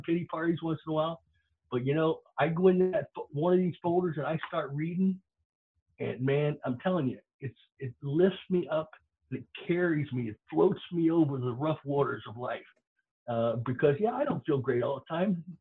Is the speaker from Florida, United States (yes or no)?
yes; Florida, United States; growing up in Florida